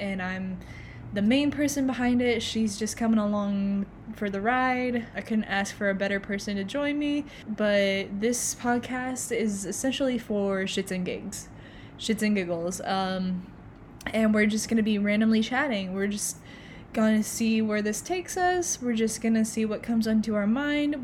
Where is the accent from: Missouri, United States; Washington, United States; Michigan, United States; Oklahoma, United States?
Oklahoma, United States; I am actually from Oklahoma